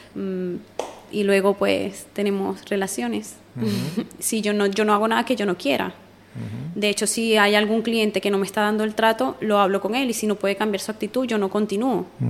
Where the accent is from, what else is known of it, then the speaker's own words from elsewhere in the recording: Venezuela; moved away as an adult; now in Spain; yo soy venezolana